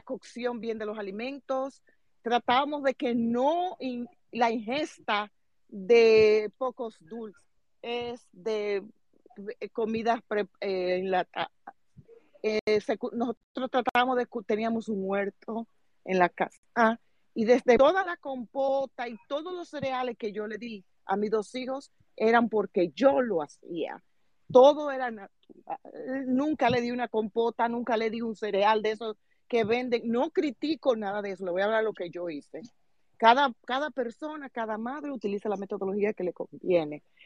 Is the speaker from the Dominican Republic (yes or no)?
yes; Salcedo, Hermanas Mirabal, Dominican Republic; yo soy de la provincia de Hermanas ah, específicamente de Salcedo